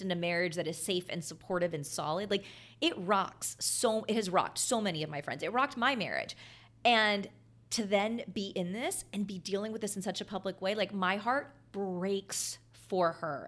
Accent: Texas, United States; I grew up in Texas, like I'm a Walmart girl

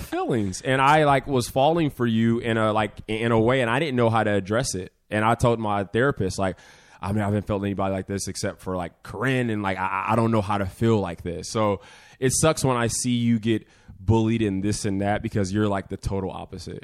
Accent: Vacaville, California, United States; I'm not from Africa, I'm actually from Vacaville

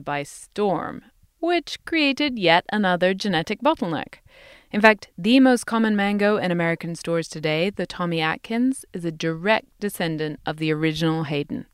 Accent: England, United Kingdom; now in United States; I grew up in England

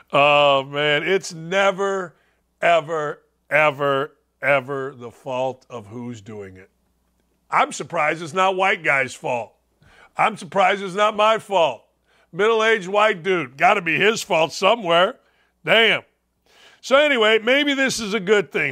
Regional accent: Gary, Indiana, United States; I grew up in Gary, Indiana, in and around Gary, Indiana

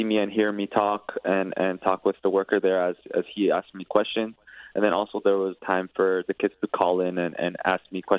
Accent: Toronto, Ontario, Canada; my hometown city

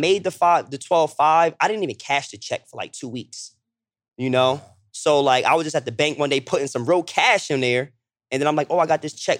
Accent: Toms River, New Jersey, United States; also born or lived in Lakewood, New Jersey; I'm from South Jersey. I'm from Tom's River, Lakewood, New Jersey

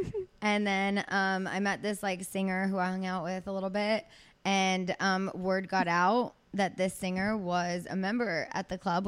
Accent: Azusa, California, United States; accent: Valley girl; San Gabriel Valley. I grew up in Azusa.

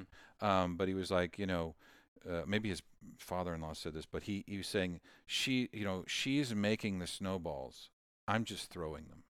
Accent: Pittsburg, United States; born or raised there; now in Nashville, United States

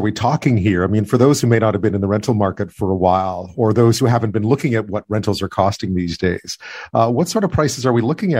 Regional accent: Montreal, Quebec, Canada; now in Victoria, Canada; in Victoria, where I am, the rental market's always been pretty tight. But where I grew up in Montreal

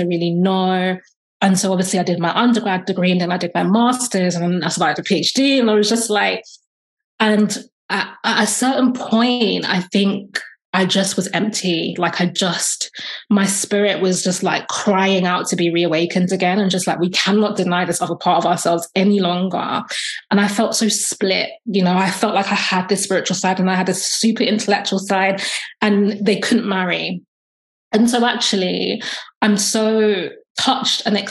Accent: London, United Kingdom; I'm from London, UK. I'm Black British. My family are from Jamaica, so I'm Jamaican descent.

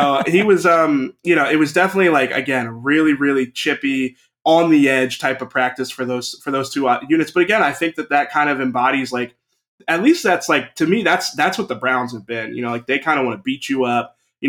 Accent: Canada; watch a lot of football growing up, but it's just kind of that mentality. I almost wonder, you know, as a Canadian, like if it's a little bit of like hockey spirit

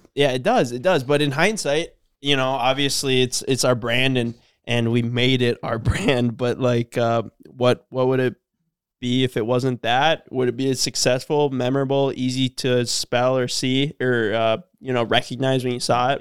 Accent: Cormorant, Minnesota, United States; we're from Cormorant.

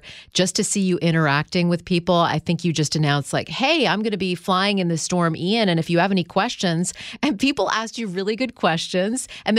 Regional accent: Canada; now in New York, United States; I grew up in Canada.

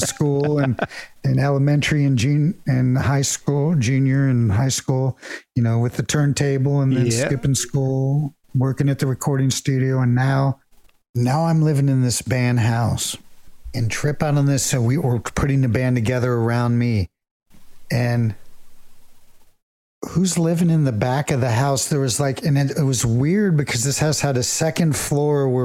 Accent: Dayton, Ohio, United States; moved away; also born or lived in West Hollywood; an hour from where I grew up in Dayton, Ohio

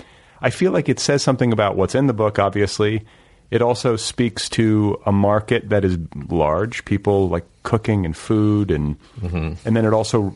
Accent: Indiana, United States; I grew up in Indiana.

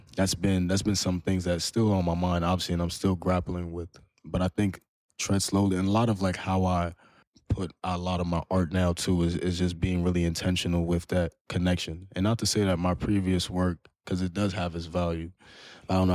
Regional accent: New York, United States; growing up as a Muslim, as a, as a Malian, but also growing up in Harlem.

